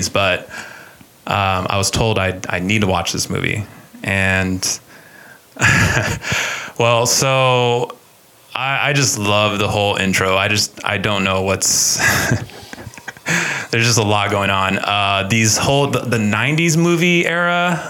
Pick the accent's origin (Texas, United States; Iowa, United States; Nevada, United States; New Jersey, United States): Texas, United States; Austin; I'm from Austin, Texas